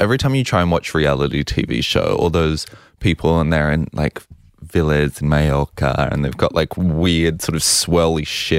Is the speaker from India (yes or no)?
no; New Zealand; now in Australia; we're from New Zealand and obviously live in Australia.